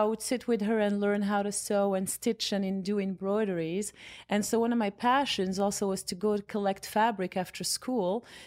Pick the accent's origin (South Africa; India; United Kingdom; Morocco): Morocco; Casablanca, Casablanca-Settat; moved away as an adult; also born or lived in Rabat / New York; now in United States; I was born in Rabat, and then, um, parents and I and family moved to Casablanca when I was six years old